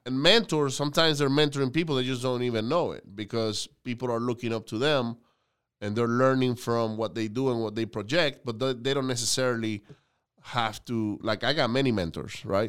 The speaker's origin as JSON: {"language": "English", "country": "Venezuela", "tie": "born or raised there", "moved": "yes", "lives_now": "United States", "said": "I grew up in Venezuela"}